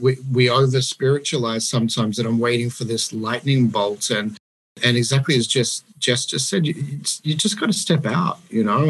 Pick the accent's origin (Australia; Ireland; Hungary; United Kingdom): Australia; moved away as an adult; now in Denmark; growing up in Australia, going to church in Australia